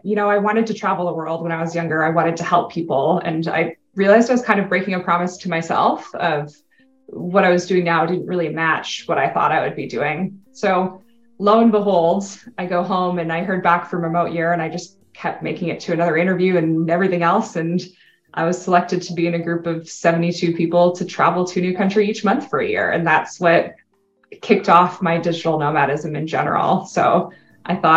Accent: Canada; first language English; moved away as an adult; English is my native language. In Canada, it's a bilingual country. So I took all of my courses from kindergarten to my first year university in French.

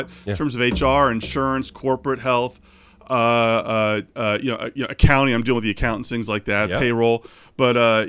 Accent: Phoenixville, Pennsylvania, United States; also born or lived in Inglewood, California; I moved to the suburbs of Philadelphia when I was 6 years old. And grew up in Phoenixville, Pennsylvania

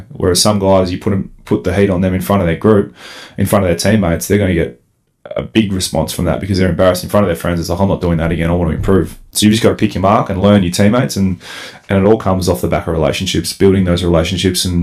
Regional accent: Melbourne, Victoria, Australia; I come from Melbourne four and a half hours up here into the bush

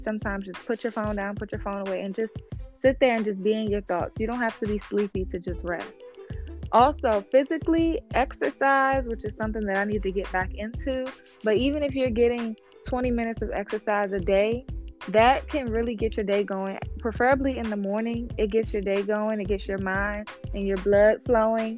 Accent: Washington, District of Columbia, United States; my hometown, Washington, D.C.

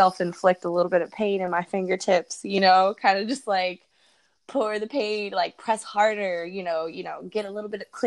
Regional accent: Santa Cruz, California, United States; moved away as an adult; now in Florida, United States; my hometown, my birth town, Santa Cruz, California.

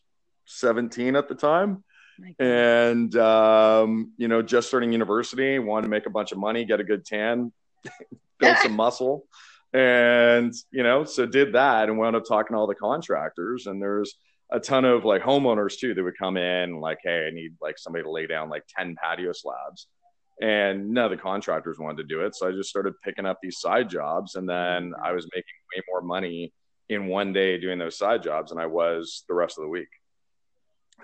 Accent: Burlington, Ontario, Canada; I'm Canadian, first of all, and so I grew up in Burlington, which is just outside of Toronto.

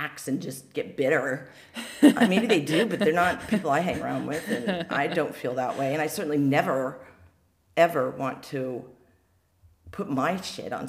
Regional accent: Pacific Northwest, United States; I grew up in the Pacific Northwest

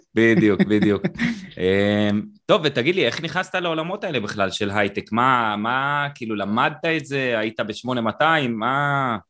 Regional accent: Israel; אני קיבוצניק

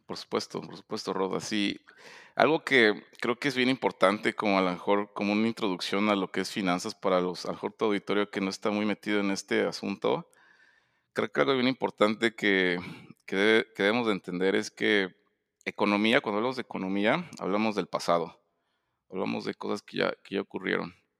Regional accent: Puebla, Mexico; also born or lived in Mexico City; yo nací en, la Ciudad de México, y, pero realmente crecí en Puebla

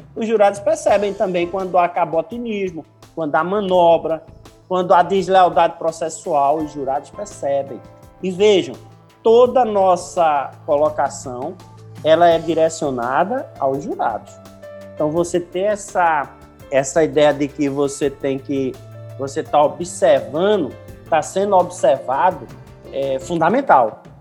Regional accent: Recife, Pernambuco, Brazil; eu sou recifense

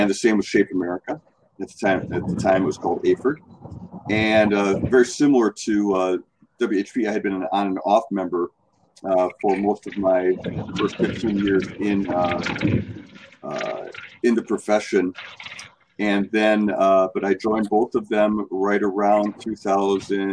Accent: Palmyra, Wisconsin, United States; moved away as an adult; also born or lived in Mojave Desert, California; now in Milwaukee, United States; my hometown of Palmyra

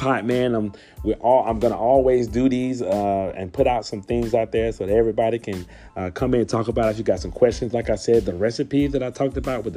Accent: Louisiana, United States; Louisiana, we are the gumbo pot

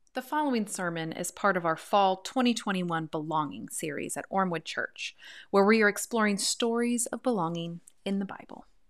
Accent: Pacific Northwest, United States; I come from the Pacific Northwest

